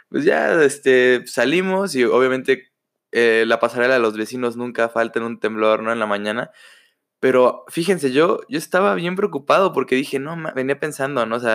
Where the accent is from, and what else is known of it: Mexico